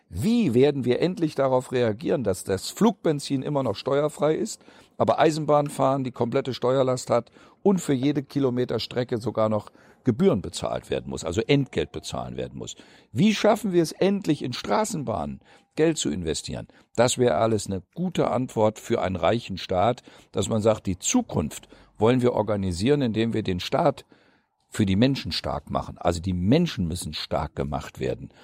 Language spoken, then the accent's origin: German; Osterholz-Scharmbeck, Lower Saxony, Germany; now in Thuringia, Germany; meine Kindheit in Ostdeutsch-Scharmbeck, ähm, da waren wir, die Kinder, die in Ostdeutsch-Scharmbeck geboren sind